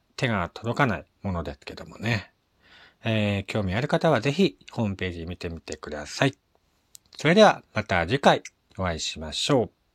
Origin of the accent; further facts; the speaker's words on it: Morioka, Iwate, Japan; 地元の盛岡